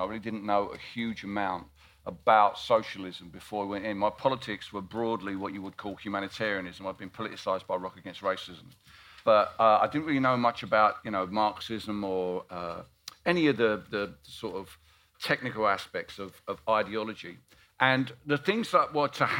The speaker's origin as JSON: {"language": "English", "town": "Barking", "region": "London", "country": "United Kingdom", "tie": "born or raised there", "said": "Barking and Dagenham Council, which is my hometown."}